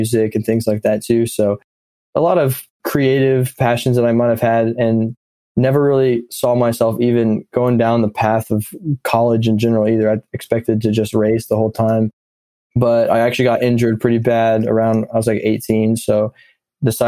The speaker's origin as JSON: {"language": "English", "town": "Nashville", "region": "Tennessee", "country": "United States", "tie": "born or raised there", "also_born_or_lived": "Missouri", "moved": "yes", "lives_now": "Knoxville, United States", "said": "I grew up in Nashville for about 10 years"}